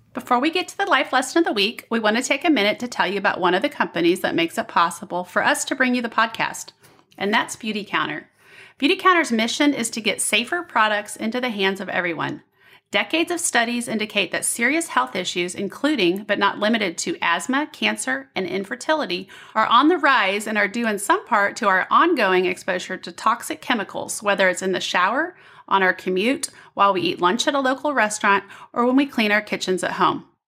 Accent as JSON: {"language": "English", "region": "Midwest", "country": "United States", "tie": "born or raised there", "also_born_or_lived": "Denver, Colorado", "moved": "yes", "said": "I grew up in the Midwest. I grew up with snow and ice storms and moved here from Denver"}